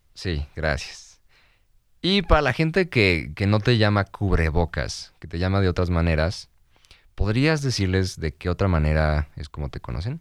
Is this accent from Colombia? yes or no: no; Mexico; como mexicanos no somos muy buenos con ese, el arte